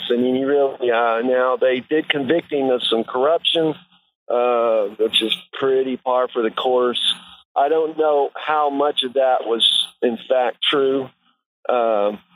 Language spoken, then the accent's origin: English; United States; also born or lived in Brazil; I'm an American